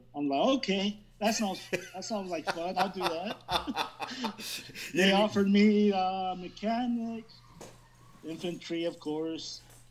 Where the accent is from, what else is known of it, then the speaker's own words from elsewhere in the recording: Las Vegas, Nevada, United States; also born or lived in Fort Hood, Texas; Born and raised in Las Vegas. I am 40, just turned the big 40 this year. I live here most of my life other than my duty station in Fort Hood, Texas.